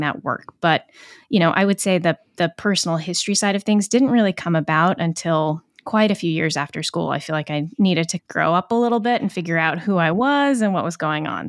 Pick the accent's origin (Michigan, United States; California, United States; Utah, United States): Utah, United States; Kaysville; moved away as an adult; now in Providence, United States; I'm originally from a town called Kaysville, Utah, which is a little north of Salt Lake City. And I remember growing up